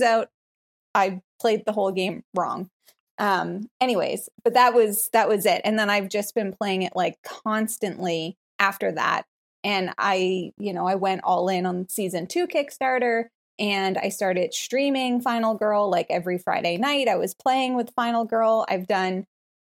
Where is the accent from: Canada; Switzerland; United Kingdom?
Canada; moved away as an adult; now in Tennessee, United States; I'm Canadian